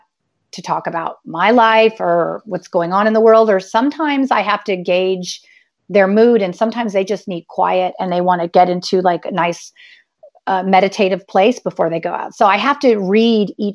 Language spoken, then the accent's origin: English; California, United States; I grew up in California